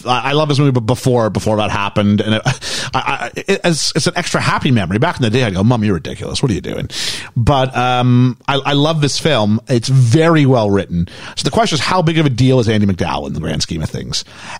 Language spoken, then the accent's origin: English; Canada; As a Canadian, you know, I grew up here to a degree